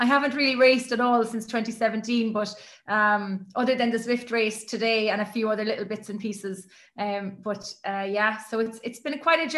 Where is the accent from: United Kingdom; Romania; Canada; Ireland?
Ireland; Cork, Munster; moved away as an adult; now in Galway, Ireland; I'm from Cork originally, which is down very southern part of Ireland. And now I live on the West Coast